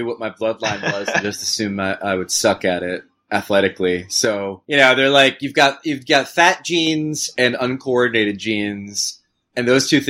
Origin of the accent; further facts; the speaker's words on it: Matawan, New Jersey, United States; growing up in Matawan in central Jersey